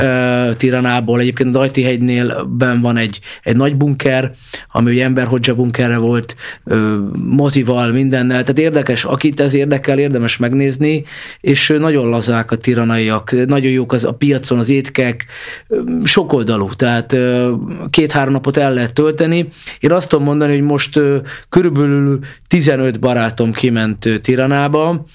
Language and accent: Hungarian; Budapest, Hungary; ezt Pestiként már azért sokszor nem érezzük